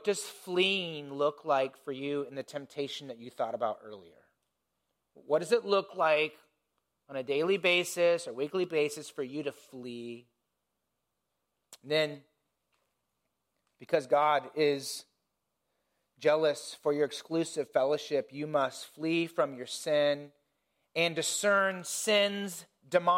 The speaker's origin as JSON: {"language": "English", "region": "Indiana", "country": "United States", "tie": "born or raised there", "said": "I grew up in Indiana, in the country"}